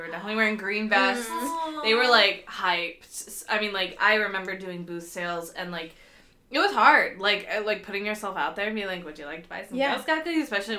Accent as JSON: {"language": "English", "town": "Portland", "region": "Oregon", "country": "United States", "tie": "born or raised there", "said": "growing up in Portland, like, if you had a pool, you were fucking rich. Because, like, very few, like, middle-class people here have pools because it's Oregon and it rains 9 months out of the year."}